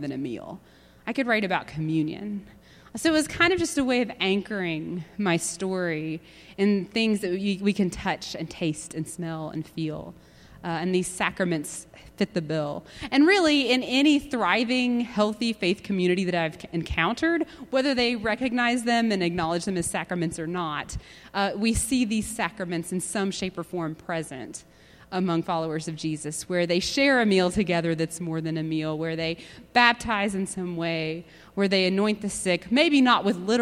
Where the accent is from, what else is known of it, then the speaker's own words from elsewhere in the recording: Dayton, Tennessee, United States; Bible Belt was coined in my hometown of Dayton, Tennessee